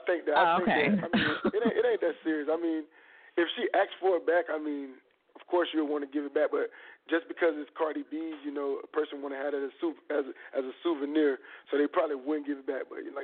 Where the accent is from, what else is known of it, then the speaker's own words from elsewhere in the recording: Riviera Beach, Florida, United States; I'm from Real Beach, Florida, a.k.a. G-Town.